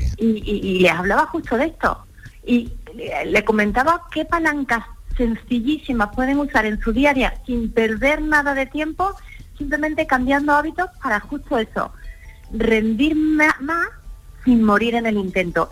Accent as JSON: {"language": "Spanish", "town": "Málaga", "region": "Andalusia", "country": "Spain", "moved": "as an adult", "lives_now": "Madrid, Spain", "said": "me siento malagueña por los cuatro costados porque Málaga es mi tierra"}